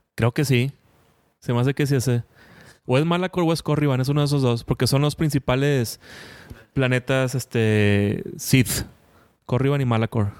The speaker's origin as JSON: {"language": "Spanish", "town": "Monterrey", "region": "Nuevo León", "country": "Mexico", "said": "Yo que soy aquí de Monterrey"}